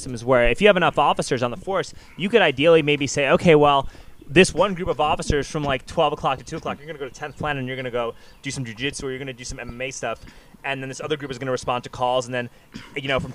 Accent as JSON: {"language": "English", "region": "New York", "country": "United States", "moved": "as an adult", "lives_now": "Austin, United States", "said": "I'm from New York."}